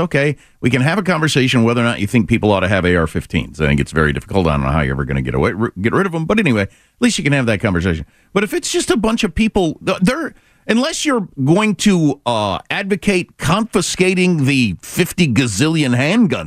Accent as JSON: {"language": "English", "region": "Kansas", "country": "United States", "moved": "yes", "said": "I'm from Kansas"}